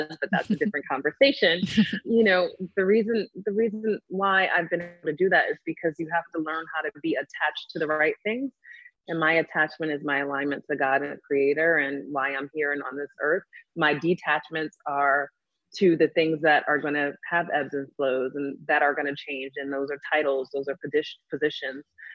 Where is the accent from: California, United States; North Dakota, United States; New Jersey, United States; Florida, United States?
New Jersey, United States; the Oranges; also born or lived in Newark, New Jersey; I was born in Newark, New Jersey, raised in the Oranges